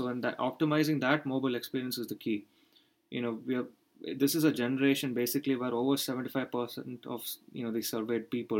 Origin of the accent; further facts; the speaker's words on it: India; even as an Indian, no, I've not, you know, the price I've had to pay for in being having so much international exposure is in the fact that I've actually not grown up much in India as a country.